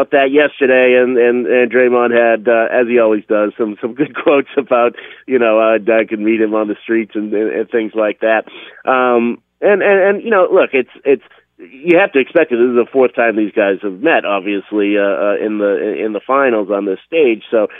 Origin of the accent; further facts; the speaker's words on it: Boston, Massachusetts, United States; accent: Boston; My Boston accent was thicker then, too.